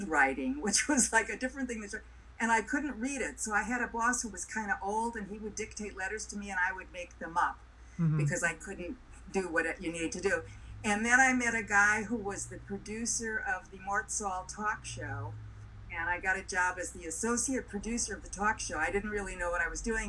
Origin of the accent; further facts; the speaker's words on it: Milwaukee, Wisconsin, United States; moved away; I'm from Milwaukee